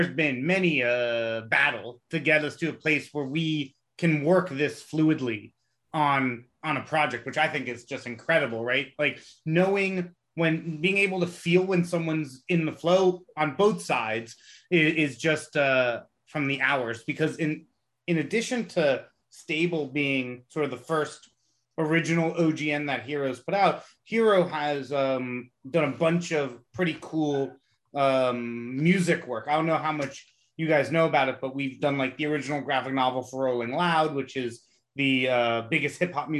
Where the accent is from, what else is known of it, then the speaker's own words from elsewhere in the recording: Jamaica; I'm Jamaican.